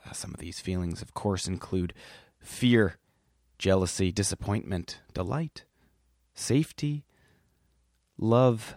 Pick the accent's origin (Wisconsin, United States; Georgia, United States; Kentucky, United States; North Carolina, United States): Wisconsin, United States; Milwaukee; also born or lived in Whitefish Bay, Wisconsin; now in Brooklyn, United States; a wee lad growing up in Milwaukee, Wisconsin